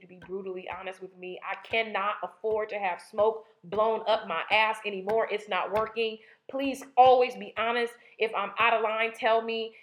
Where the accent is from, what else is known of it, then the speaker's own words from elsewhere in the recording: Inglewood, California, United States; I grew up in Inglewood